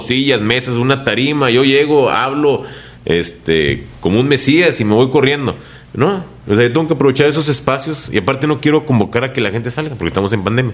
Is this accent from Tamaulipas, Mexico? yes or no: yes; Reynosa, Tamaulipas, Mexico; moved away as an adult; also born or lived in Nuevo León / Mexico City / Saltillo; de aquí somos